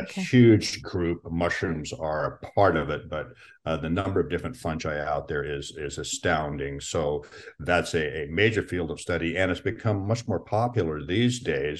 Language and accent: English; Pacific Northwest, Washington, United States; I was born in the Pacific Northwest, and what we're really uh, known for out here is it, Washington